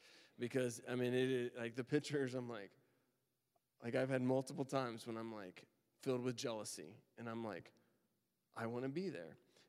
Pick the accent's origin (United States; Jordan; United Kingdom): United States; Texas; moved away as an adult; now in Annapolis, United States; We moved here from Texas. I grew up in Texas. I went to school in Texas, did all of that. Family's in Texas. And then we moved to Annapolis, Maryland.